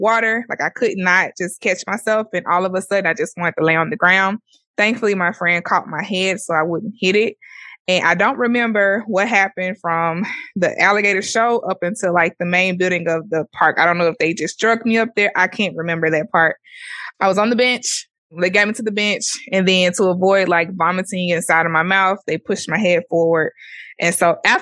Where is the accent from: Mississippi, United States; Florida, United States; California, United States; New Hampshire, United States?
Mississippi, United States; I'm African American. I'm from Mississippi